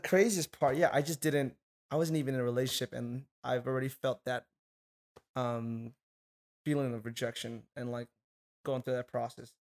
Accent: Hawaii, United States; moved away as an adult; now in Arizona, United States; I'm from Hawaii

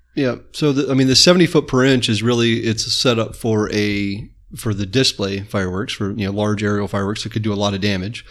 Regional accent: Apopka, Florida, United States; I grew up in Apopka.

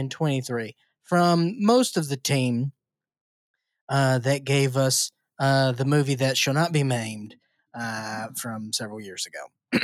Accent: Bakersfield, California, United States; I'm from Bakersfield. That's tight.

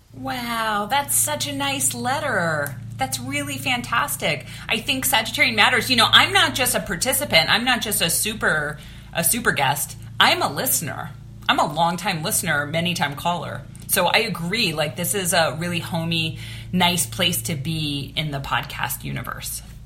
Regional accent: Pittsburgh, Pennsylvania, United States; also born or lived in Los Angeles, California; now in Burbank, United States; my hometown of Pittsburgh, Pennsylvania

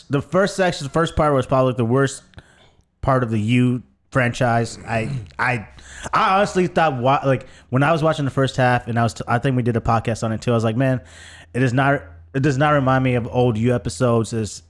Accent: United States; I grew up in the United States

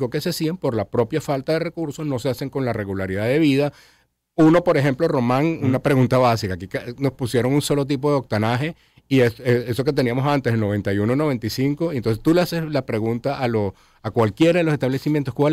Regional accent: Caracas, Capital District, Venezuela; uno como caraqueño no lo siente

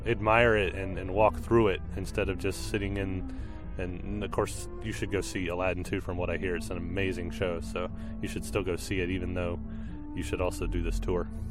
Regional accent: North Carolina, United States; I'm also from North Carolina.

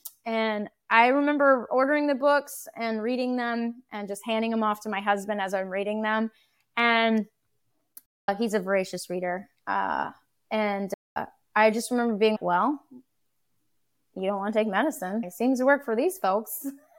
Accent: United States; We're very American, and I can't say I was a particularly bad cook or good cook.

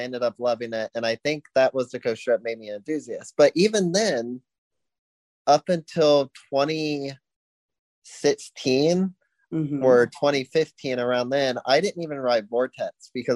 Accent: Mason, Ohio, United States; moved away as an adult; now in Chattanooga, United States; I am from Mason, Ohio

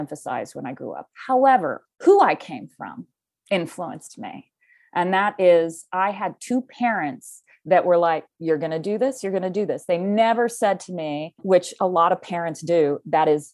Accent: Kansas City, Missouri, United States; I come from the Midwest in the United States, Kansas City, Missouri. I was born and raised there

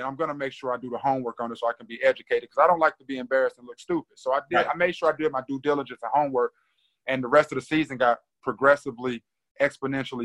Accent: Greensboro, North Carolina, United States; also born or lived in St. Louis, Missouri / Winston-Salem, North Carolina; I grew up in Greensboro

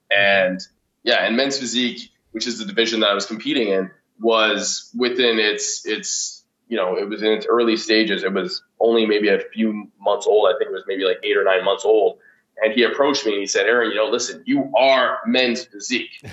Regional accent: Ottawa, Ontario, Canada; moved away as an adult; also born or lived in Vancouver; now in Toronto, Canada; originally, I'm from Ottawa.

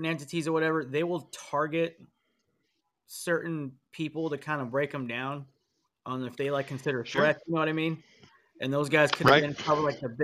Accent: Colorado, United States; now in Murfreesboro, United States; I'm from Colorado.

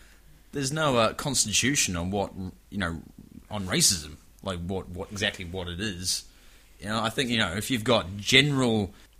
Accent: New Zealand; they find out I'm a Kiwi.

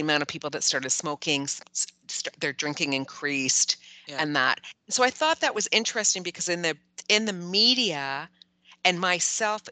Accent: Canada; as a Canadian

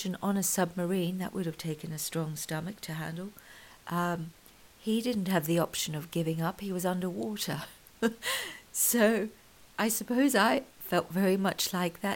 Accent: KwaZulu-Natal, South Africa; I grew up in South Africa. I was born in Natal, where Zulu is one of the native languages there

